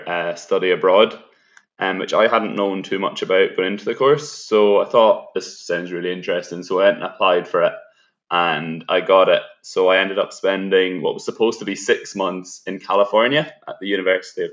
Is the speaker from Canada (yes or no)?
no; Galway, Connacht, Ireland; moved away as an adult; I was from Galway.